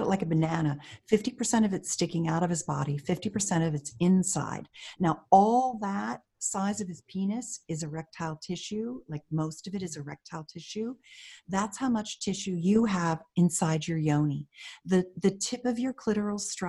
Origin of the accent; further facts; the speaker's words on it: Pennsylvania, United States; I grew up in Pennsylvania